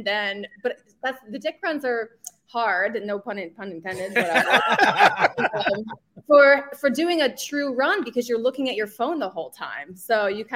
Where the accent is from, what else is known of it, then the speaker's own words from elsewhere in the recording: New Jersey, United States; I was born and raised in New Jersey